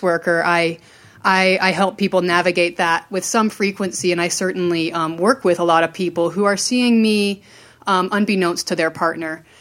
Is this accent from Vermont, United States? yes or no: yes; rural Vermont, United States; also born or lived in Maryland; I grew up in Maryland until I was about eight, and then I moved to rural Vermont